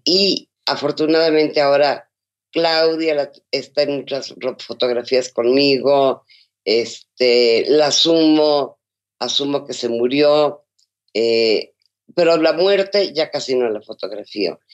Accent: Mexico; muchas de las costumbres que hay en México

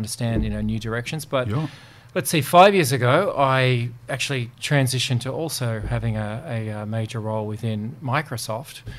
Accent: Sydney, New South Wales, Australia; I grew up in Matcherville, local school

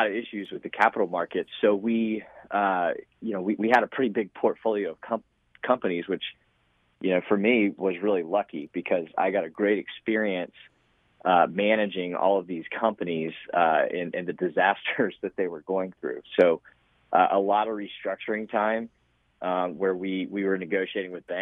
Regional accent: Lawrenceville, Georgia, United States; also born or lived in Columbia, South Carolina; I grew up in Lawrenceville. So I was born in Columbia, South Carolina.

